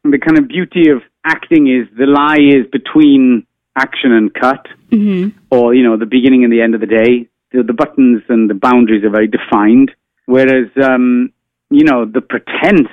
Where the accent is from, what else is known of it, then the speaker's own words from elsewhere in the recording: Wales, United Kingdom; now in United States; I am an immigrant living in the United States. So I kind of thought, like, what if I never saw my home country of Wales ever again?